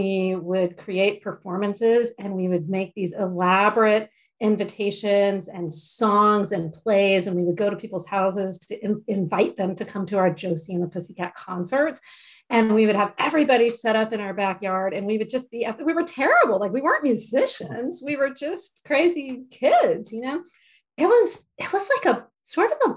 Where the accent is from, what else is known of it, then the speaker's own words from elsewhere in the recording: Mount Dora, Florida, United States; So I was born in Florida, a tiny little town called Mount Dora in Central Florida.